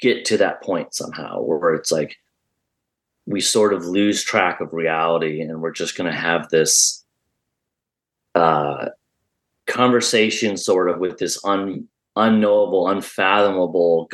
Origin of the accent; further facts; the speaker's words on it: Midwest, United States; I grew up in the Midwest